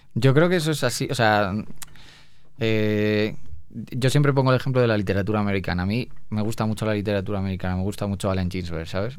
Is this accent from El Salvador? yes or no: no; Spain